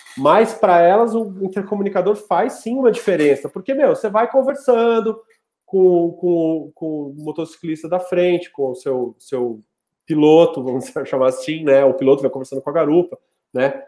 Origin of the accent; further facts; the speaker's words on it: São Paulo, Brazil; also born or lived in Rio Branco, Acre; now in Brasília, Brazil; eu não sou do Acre, né? Eu sou paulistano, mas eu morei 10 anos em Rio Branco